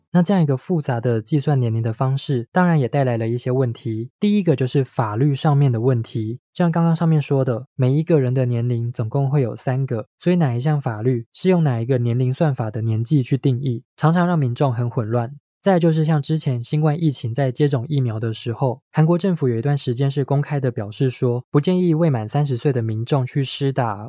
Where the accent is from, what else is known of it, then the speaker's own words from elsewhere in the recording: Taiwan; 我们在台湾